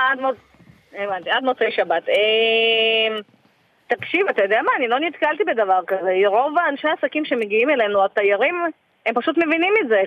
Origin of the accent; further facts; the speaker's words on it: Dagestan, Russia; now in Israel; במקור אני מדגיסטן